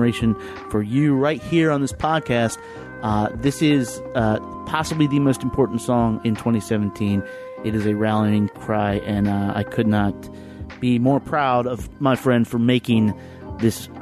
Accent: Lynchburg, Virginia, United States; moved away as an adult; also born or lived in Roanoke, Virginia; now in Washington, D.C., United States; I grew up in Lynchburg. Roanoke is a little ways away. I lived in Roanoke after college

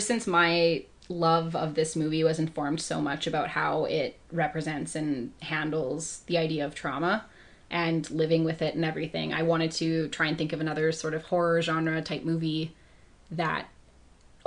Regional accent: Italy; speaking as an Italian

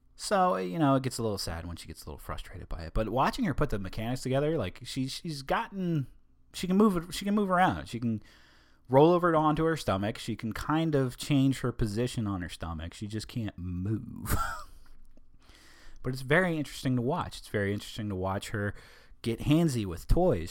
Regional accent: United States; I'm American

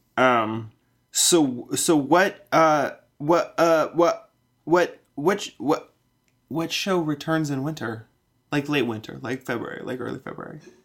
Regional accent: Montana, United States; I grew up in Montana

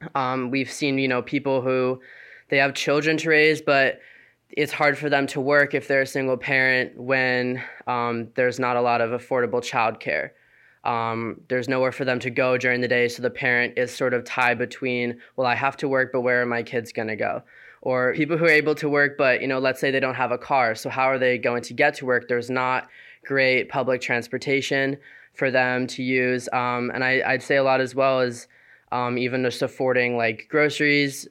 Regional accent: Aurora, Illinois, United States; now in Connecticut, United States; I'm from Aurora, Illinois

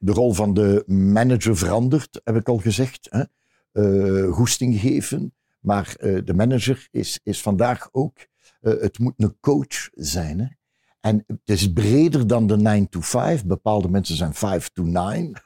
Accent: Ghent, Flanders, Belgium; Nee, ik ben niet van Antwerpen. Eh, ik ben van Gent

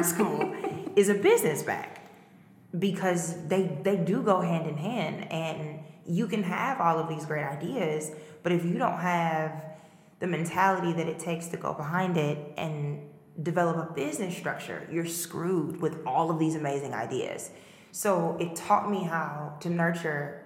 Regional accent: St. Louis, Missouri, United States; moved away as an adult; now in Chicago, United States; I was in St. Louis, and I graduated from high school in St. Louis

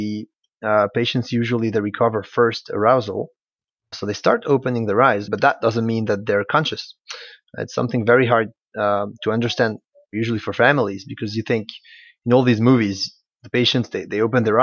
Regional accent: Switzerland; moved away as an adult; also born or lived in Belgium; now in Liège, Belgium; I graduated from the University of Geneva in Switzerland, which is my home country. And then I moved to Belgium to start my PhD.

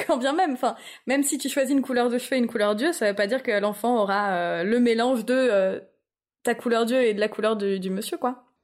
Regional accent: Lille, Hauts-de-France, France; Alors, je viens de Lille

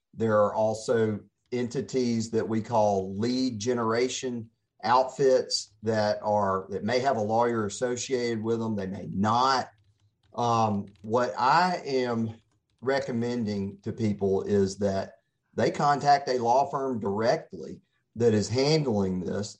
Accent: Pascagoula, Mississippi, United States; also born or lived in Jackson, Mississippi; now in Oxford, United States; I'm born and raised in Mississippi, and I started out in Pascagoula

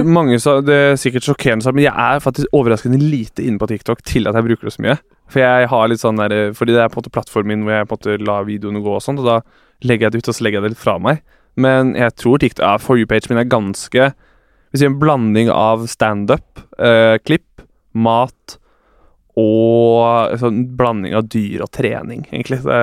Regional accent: Bærum, Akershus, Norway; moved away as an adult; also born or lived in Trondheim; now in Oslo, Norway; Jeg er jo fra Bærum, og pappa er med i vinklubb

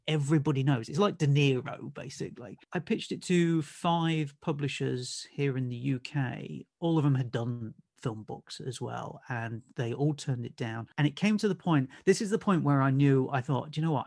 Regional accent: Nottingham, East Midlands, United Kingdom; moved away as an adult; now in Essex, United Kingdom; I'm originally from Nottingham and moved down to Essex, uh, just, uh, just after two thousand

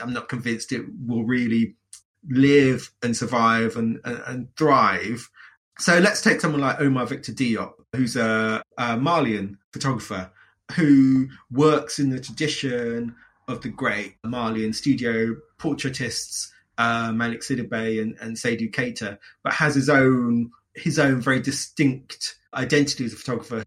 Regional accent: London, United Kingdom; my own experiences growing up in London

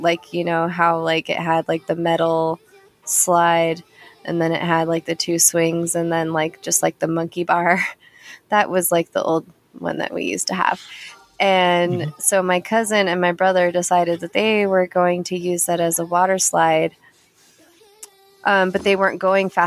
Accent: near Casper, Wyoming, United States; she was in Casper, which was like 22 miles from my hometown. That was our big city

